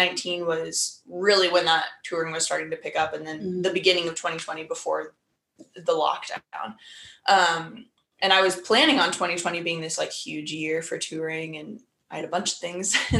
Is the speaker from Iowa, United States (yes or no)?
yes; Des Moines, Iowa, United States; I'm from Des Moines, Iowa. Caroline and I grew up as next door neighbors